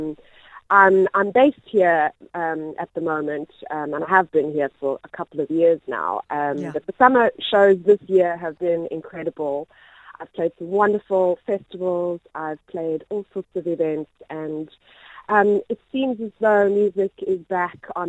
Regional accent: South Africa; moved away as an adult; now in United Kingdom; as a South African

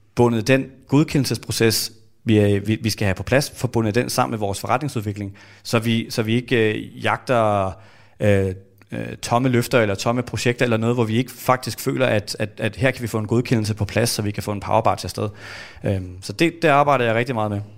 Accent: Denmark; vi er vokset op i Danmark

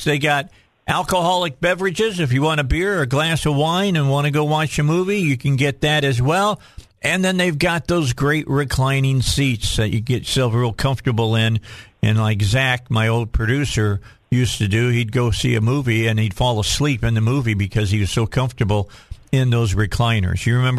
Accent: outside of Chicago, Illinois, United States; moved away; I grew up outside of Chicago.

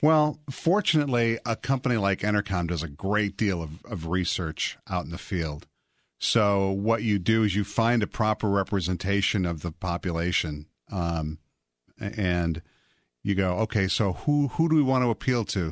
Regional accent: Portage, Wisconsin, United States; I grew up in a town called Portage, Wisconsin.

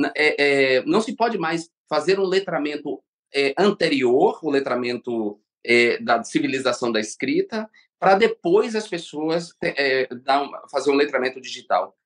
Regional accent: Brazil; moved away as an adult; meu país

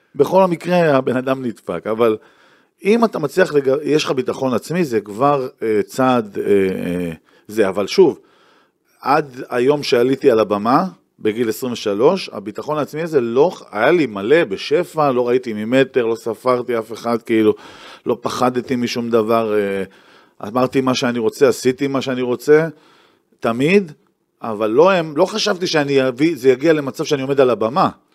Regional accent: Tiberias, Northern District, Israel; moved away as an adult; also born or lived in Tel Aviv; נולדתי וגדלתי, מה שנקרא born and raised

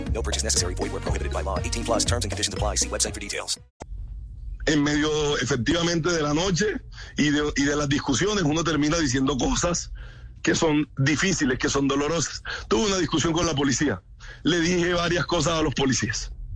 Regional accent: Colombia

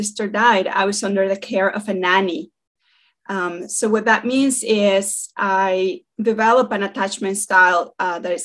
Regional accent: Mexico City, Mexico; moved away as an adult; now in United States; was born in Mexico City and migrated to the US when I was 22 years old.

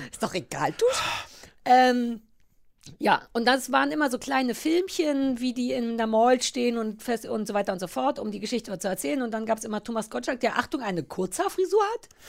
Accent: GDR, East Germany, Germany; Ich bin ja in der DDR groß geworden

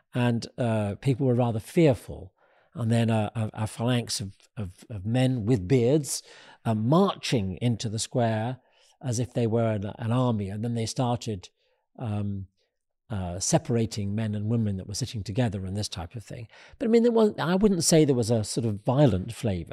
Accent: United Kingdom; being a Brit

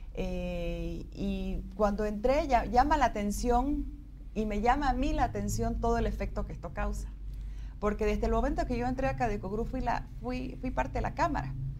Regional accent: Bolivia; nosotros como bolivianos sí tenemos la capacidad de hacerlo

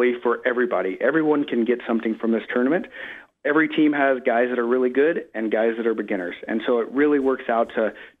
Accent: Oklahoma, United States; moved away; I'm from Oklahoma originally

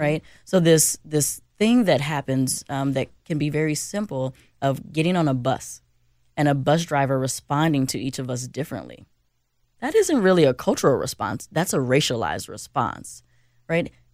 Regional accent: Chicago, Illinois, United States; now in Minnesota, United States; I'm from Chicago

